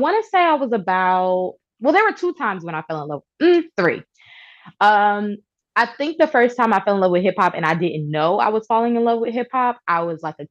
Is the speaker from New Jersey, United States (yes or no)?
yes; Newark, New Jersey, United States; I'm from Newark, New Jersey. Newark, not Newark, Newark